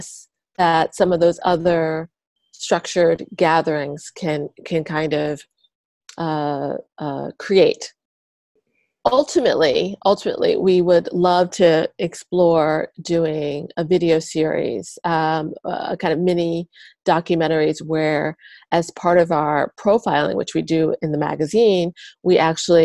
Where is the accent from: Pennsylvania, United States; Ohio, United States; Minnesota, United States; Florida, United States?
Pennsylvania, United States; Philadelphia; moved away as an adult; also born or lived in Asia; I'm from Philadelphia originally. And I was living in Asia. I've been there for a bit over a decade